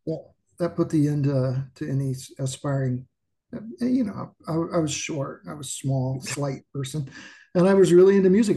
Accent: Anderson, Indiana, United States; I'm from a small town outside of Indianapolis called Anderson, Indiana, which is about 30 miles north of Indianapolis.

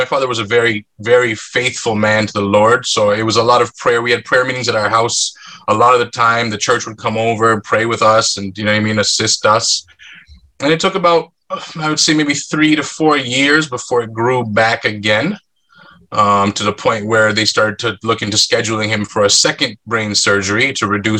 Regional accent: Markham, Ontario, Canada; also born or lived in North York, Ontario; We grew up in North York for a couple years. I went to grade one at the school near there, so kindergarten, grade one, and then we moved to Markham, Ontario

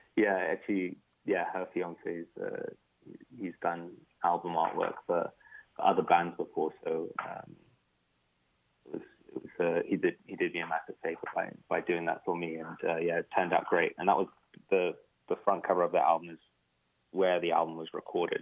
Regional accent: United Kingdom; when you are British, Iraqi, or you know, you're any kind of Western and some kind of Arab, you know, and growing up in the Western you're always conflicted

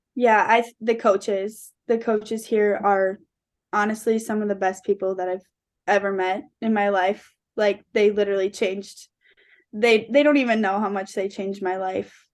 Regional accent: Forest Lake, Minnesota, United States; growing up in Forest Lake, my dad, he's, like, my best friend

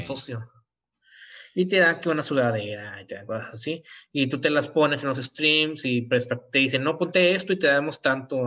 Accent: near Monterrey, Nuevo León, Mexico; soy de un lugar cercano de Monterrey

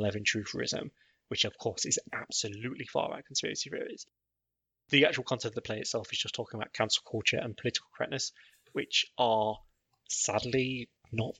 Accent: United Kingdom; I'm British

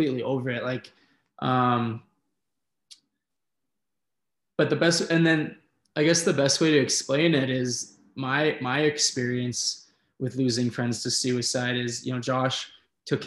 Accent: Red Deer, Alberta, Canada; growing up in Red Deer, where there's not an awful lot of things

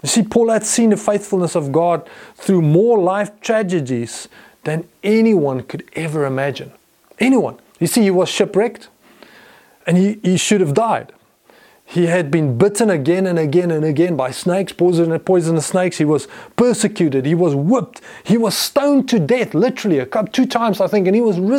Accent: Potchefstroom, North West, South Africa; I grew up in Potchefstroom

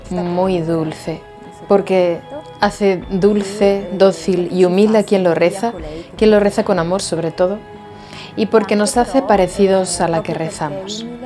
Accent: Lumezzane, Lombardy, Italy; tengo 50 años, soy esposa de Fausto desde hace 20 años y tenemos tres hijos. Giuseppe, Esther y Pierroberto... Roberto. Soy de Lumezzane, en la provincia de Brescia, Italia. En Italia.

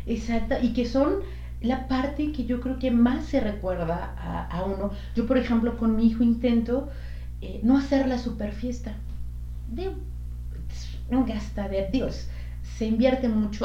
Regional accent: Mexico; moved away; iba con otras dos compañeras mexicanas también

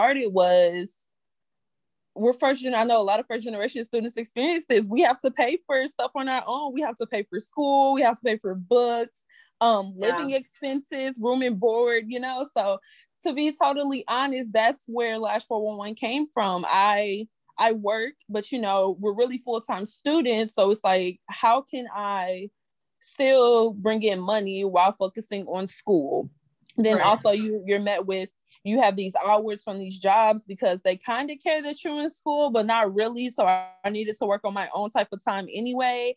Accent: St. Louis, Missouri, United States; now in Columbia, United States; I'm originally from St. Louis, Missouri

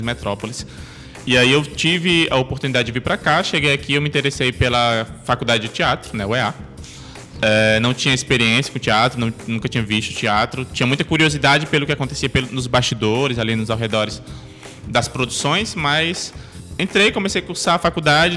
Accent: Amaraji, Pernambuco, Brazil; moved away as an adult; now in Manaus, Brazil; eu sou natural de Amaragi, é uma cidade do interior de Pernambuco, né? Fica na zona da mata de Pernambuco

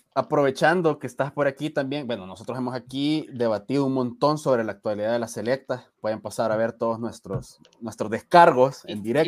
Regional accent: El Salvador; nuestra idiosincrasia como salvadoreños

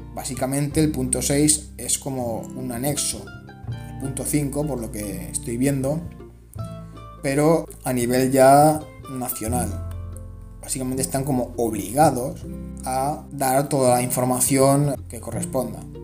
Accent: Spain; En mi caso, España

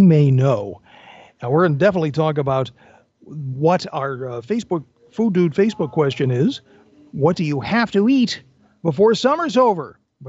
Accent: Massachusetts, United States; I grew up in Massachusetts.

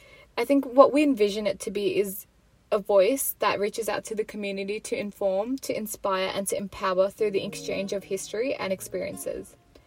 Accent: Sydney, New South Wales, Australia; I'm 21, and I'm studying business at uni. So a little bit about me, I was born and brought up in Australia as well, and my dad first migrated from Punjab back in the 80s

